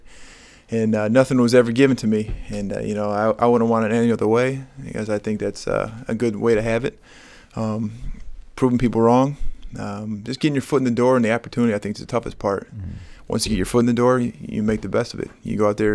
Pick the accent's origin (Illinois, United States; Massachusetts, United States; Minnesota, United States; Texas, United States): Illinois, United States; Chicago; growing up in Chicago, my parents were originally from Michigan